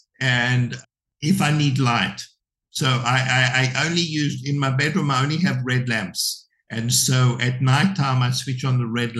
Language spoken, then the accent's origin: English; South Africa; moved away; when I was brought up in South Africa, the TV was considered the devil's box.